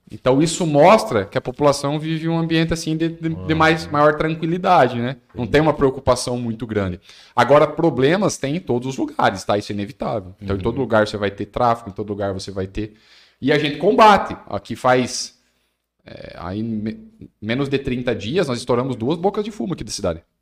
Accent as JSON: {"language": "Portuguese", "town": "Maringá", "region": "Paraná", "country": "Brazil", "tie": "born or raised there", "said": "Quando eu era criança lá em Maringá, era assim também casas abertas, o pessoal até altas horas da noite sentado na, na calçada."}